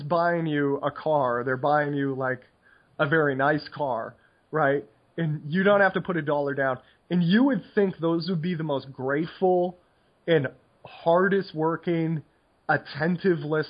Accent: United States; moved away; I am incurably American

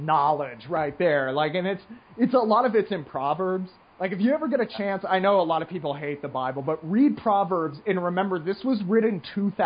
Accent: United States; this nasally voiced American

